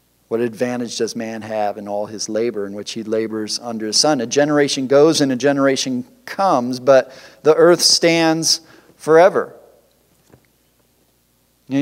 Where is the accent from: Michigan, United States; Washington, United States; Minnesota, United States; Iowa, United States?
Michigan, United States; Detroit; I grew up in the Detroit area where there's lots of factories